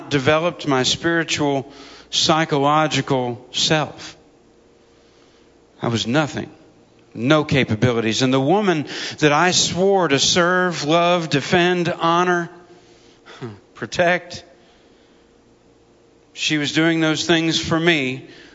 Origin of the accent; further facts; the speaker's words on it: United States; As an American soldier